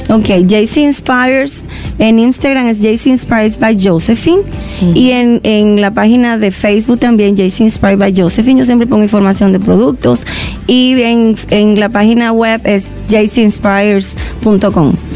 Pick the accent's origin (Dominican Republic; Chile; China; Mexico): Dominican Republic; moved away as an adult; Y cuando me fui de República Dominicana vivía al 100%